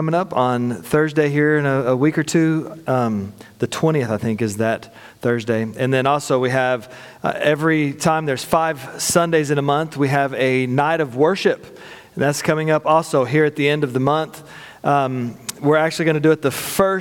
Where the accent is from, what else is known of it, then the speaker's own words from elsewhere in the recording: Texas, United States; also born or lived in St. Louis; I am from Texas.